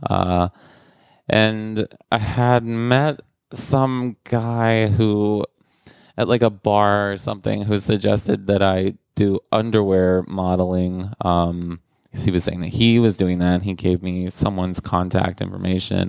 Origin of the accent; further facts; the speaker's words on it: rural South Carolina, United States; moved away as an adult; also born or lived in Atlanta; now in New York City, United States; I grew up in rural South Carolina